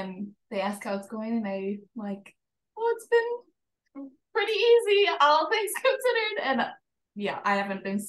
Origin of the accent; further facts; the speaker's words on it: Minnesota, United States; moved away as an adult; also born or lived in California; I'm from Minnesota, but we moved to California in 2020 for his job